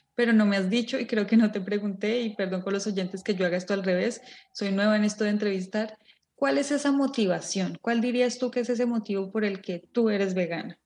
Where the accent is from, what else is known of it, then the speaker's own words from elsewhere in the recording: Colombia; moved away; venimos de Colombia